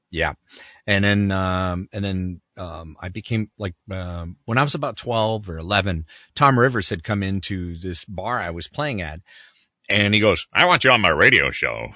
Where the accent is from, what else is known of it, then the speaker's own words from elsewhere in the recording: Canada; moved away; I grew up in Canada